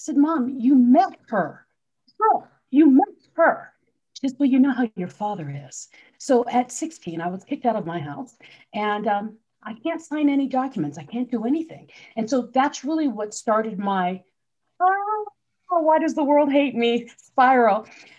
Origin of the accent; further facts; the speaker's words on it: Philippines; also born or lived in New Jersey, United States; I grew up in the Philippines. I was actually born in New Jersey, but moved there when I was like 6 months old. So grew up in the Philippines.